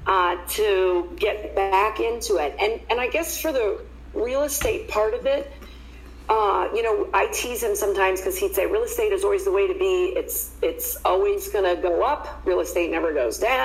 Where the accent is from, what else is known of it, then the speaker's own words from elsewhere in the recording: Columbus, Ohio, United States; moved away as an adult; now in Phoenix, United States; I was born and raised in Columbus, Ohio